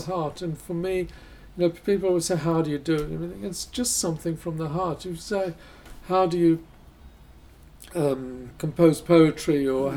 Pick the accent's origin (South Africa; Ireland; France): South Africa; I grew up in South Africa.